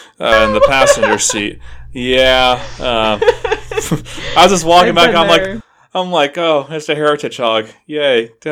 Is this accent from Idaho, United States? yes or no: yes; Southern Idaho, United States; growing up in Southern Idaho